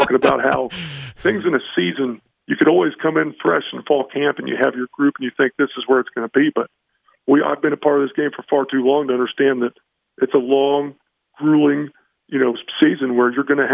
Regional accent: Indianapolis, Indiana, United States; also born or lived in Notre Dame, Indiana; now in Harrisonburg, United States; That's where I'm born and raised, yep. Downtown

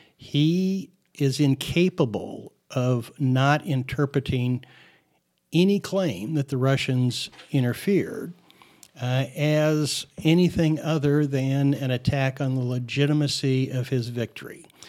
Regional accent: Phoenix, Arizona, United States; as a, uh, child growing up in Phoenix, I was an avid, uh, L A Dodger fan.

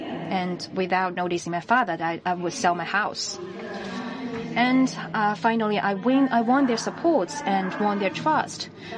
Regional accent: China; In my village, I am the highest level official. This is Dashi Village, my hometown. My village was really, really poor.

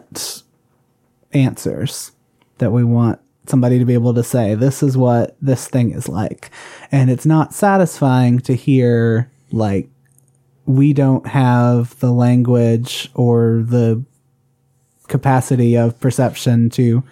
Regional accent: the South, United States; growing up in the Catholic Church, I was given a you know, there was still a lot of that, like, because we're still living in the South

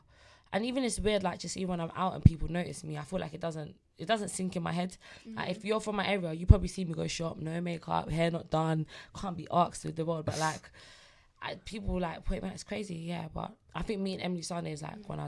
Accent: Nigeria; Listen, no, I look at AJ like big bro, like, hey big bro, you Nigerian, I'm Nigerian, you know.

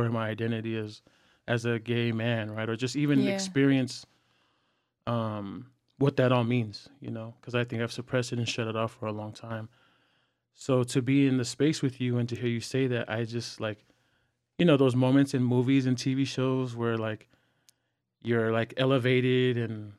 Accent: California, United States; now in Los Angeles, United States; because we're from the Bay and mm-hmm. we was in LA.

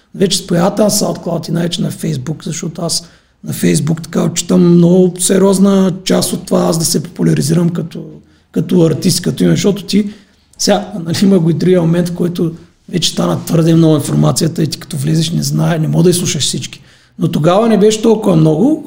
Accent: Silistra, Silistra Province, Bulgaria; moved away as an adult; now in Sofia, Bulgaria; в моя роден град Селистра

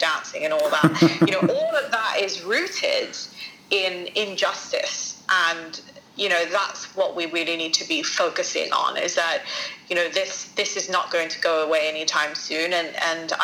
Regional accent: Sidon, South Governorate, Lebanon; now in London, United Kingdom; I wanted to be in my hometown, Saida

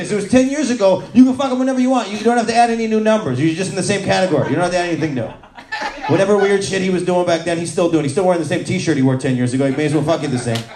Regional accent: New York, United States; now in Hoboken, United States; I'm from New York, yeah. I grew up in upstate New York. I live in Hoboken now.

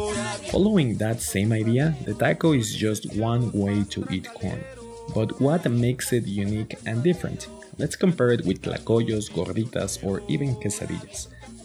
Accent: Mexico City, Mexico; born or raised there

